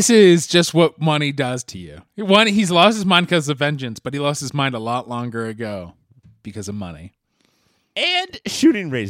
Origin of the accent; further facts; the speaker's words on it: Canada; I'm Canadian.